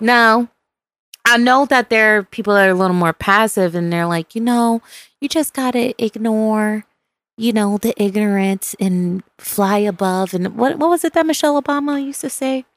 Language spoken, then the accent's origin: English; Buffalo, New York, United States; which is my hometown, Buffalo, New York